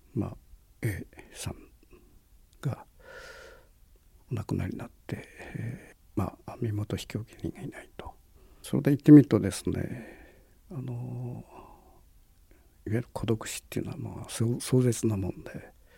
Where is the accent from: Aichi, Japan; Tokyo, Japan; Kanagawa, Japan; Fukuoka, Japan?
Fukuoka, Japan; Kitakyushu; 僕はあの文字あの九州の門司港の出身なんだけども